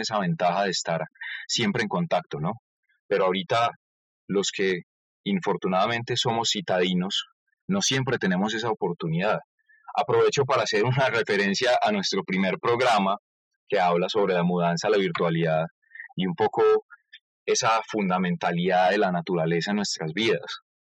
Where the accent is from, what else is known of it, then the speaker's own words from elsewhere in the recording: Colombia; cómo somos los colombianos en sí y cómo tratamos a nuestro país